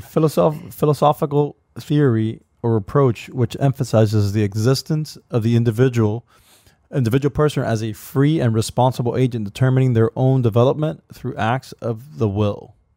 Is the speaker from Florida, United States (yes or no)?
yes; Miami, Florida, United States; we're from Miami